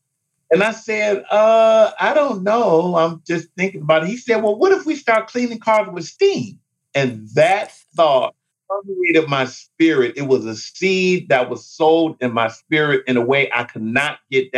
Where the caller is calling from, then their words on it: Detroit, Michigan, United States; I am calling in from Detroit.